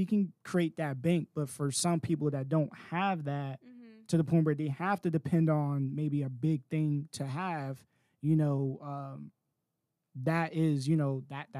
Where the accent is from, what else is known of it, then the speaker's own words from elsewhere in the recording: Raleigh, North Carolina, United States; I'm from Raleigh, too.